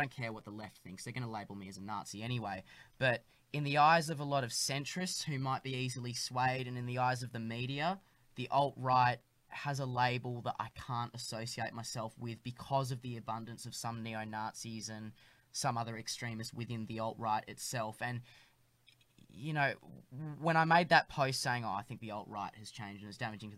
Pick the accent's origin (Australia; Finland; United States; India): Australia; Perth, Western Australia; now in Melbourne, Australia; when I was younger growing up in Perth